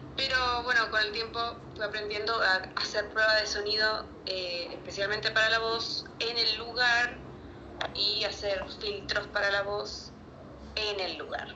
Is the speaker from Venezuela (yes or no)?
no; Chile; now in Buenos Aires, Argentina; fue en mi pueblo, de hecho, en Chile